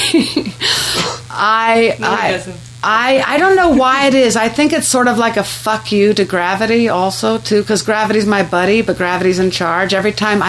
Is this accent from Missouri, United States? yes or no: no; Southern California, United States; growing up in Southern California